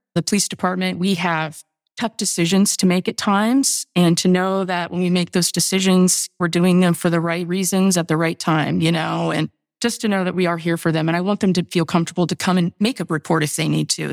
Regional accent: Indiana, United States; I grew up in Indiana

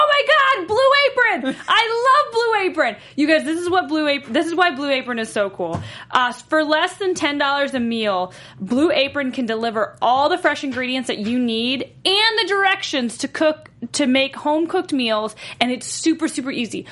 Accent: North Carolina, United States; I'm from North Carolina

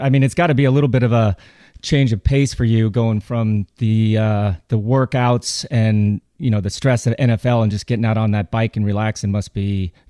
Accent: Colorado, United States; But growing up in Colorado

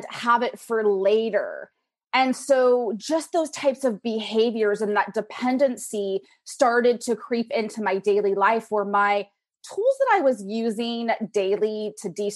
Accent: Pacific Northwest, United States; raised in the Pacific Northwest

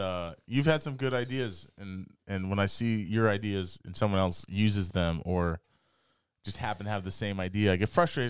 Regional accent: the West, United States; moved away; I'm come from the West

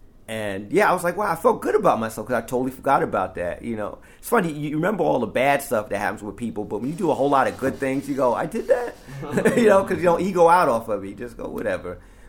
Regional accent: Amityville, New York, United States; Yeah, in Amityville. Yeah. Yep. And so, yeah, that's the link between me and Newkirk. It's like I've known him since then.

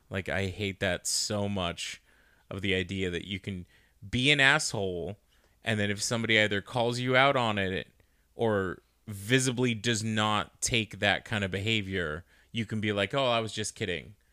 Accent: Arizona, United States; we're just from Arizona

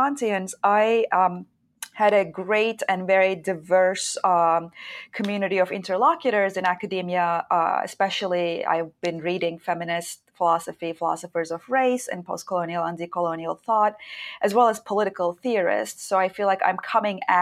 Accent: Istanbul, Turkey; moved away as an adult; also born or lived in Chicago; I was born and raised in Istanbul, Turkey

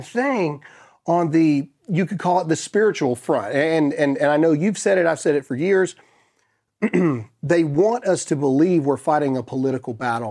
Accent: United States; I am a Christian before I'm an American

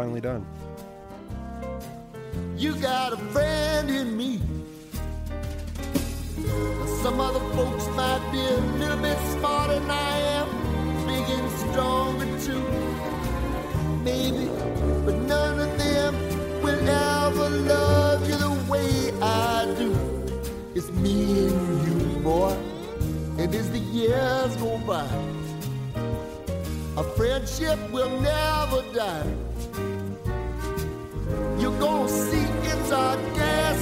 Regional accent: Livingston, Texas, United States; moved away; my hometown of Livingston, Texas.

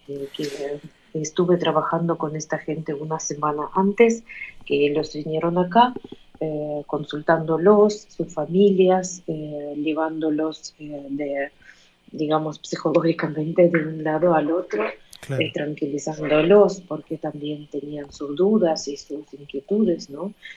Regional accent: Ukraine; Spanish is a second language; moved away as an adult; now in Argentina; Y me siento una ucraniana viviendo en otro país

